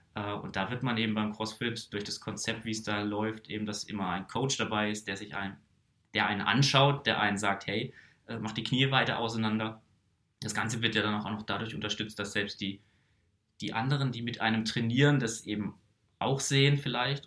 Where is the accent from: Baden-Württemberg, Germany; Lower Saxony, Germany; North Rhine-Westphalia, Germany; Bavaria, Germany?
Baden-Württemberg, Germany; Karlsruhe; ich komme hier einfach aus dem Raum Karlsruhe